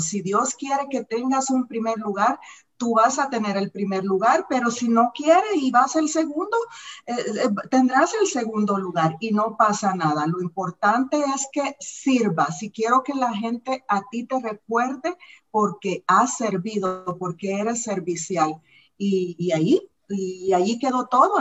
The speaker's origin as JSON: {"language": "Spanish", "country": "El Salvador", "moved": "as an adult", "lives_now": "United States", "said": "soy salvadoreña, orgullosamente salvadoreña"}